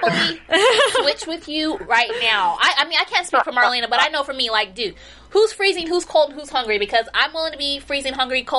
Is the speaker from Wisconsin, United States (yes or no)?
no; Chicago, Illinois, United States; now in California, United States; I'm originally from Chicago.